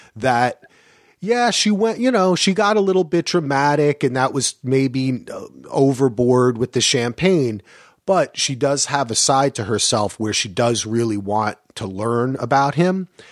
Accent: United States; moved away as an adult; also born or lived in Greensboro, North Carolina; things that I grew up with in New York and New Jersey

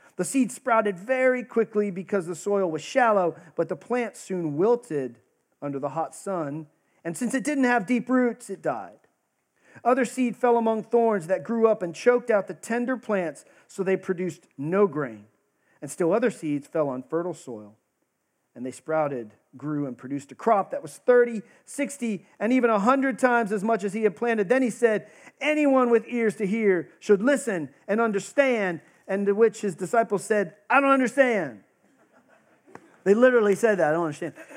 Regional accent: Texas, United States; I grew up in Texas, I got the actual privilege of going to a tent revival

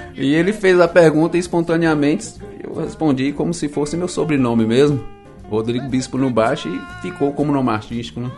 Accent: Vitória da Conquista, Bahia, Brazil; eu sou aqui de Vitória da Conquista mesmo, Bahia

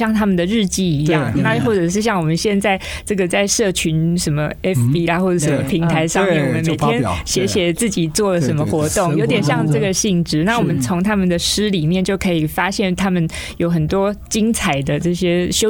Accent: Taipei, Taiwan; 我是台北人

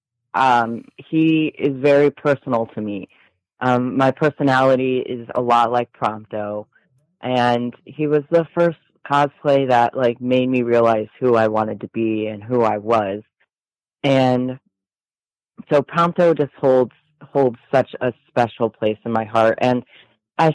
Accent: Michigan, United States; also born or lived in Texas; I'm from Michigan. Okay. I moved to Texas last year for about 8 months, and then I came back to Michigan, Indiana area

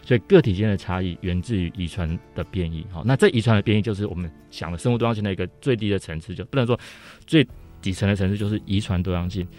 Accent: Taiwan; 其实我大概就是成长在那个背景之下。嗯、我还记得在一九八零年代初期哈，那时候我大概是小学六年级到国中的时候

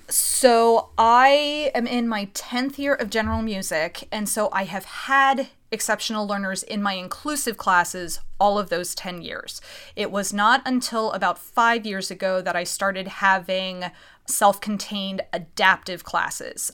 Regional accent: Reading, Pennsylvania, United States; also born or lived in Philadelphia; I'm from Reading, Pennsylvania

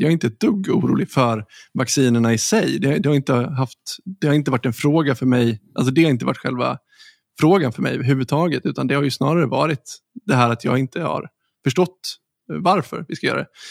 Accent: Sweden; som svenskar

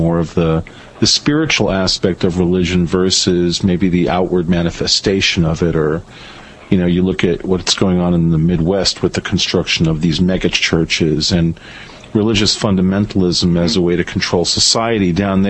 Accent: Venezuela; moved away; growing up in Venezuela

